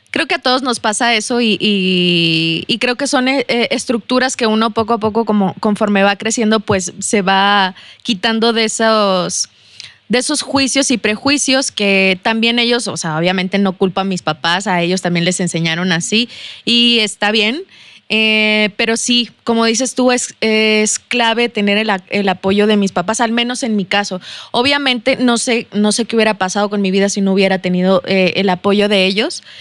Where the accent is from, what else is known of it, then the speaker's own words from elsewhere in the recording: Saltillo, Coahuila, Mexico; accent: chilango; si soy de aquí, Sí, soy de aquí de Saltillo, discúlpenme por el acento chilango.